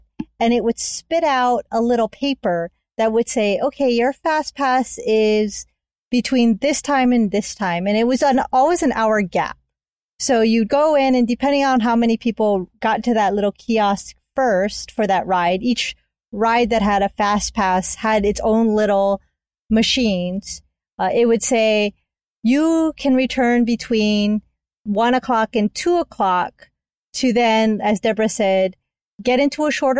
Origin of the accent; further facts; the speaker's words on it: Hawaii, United States; I'm from Hawaii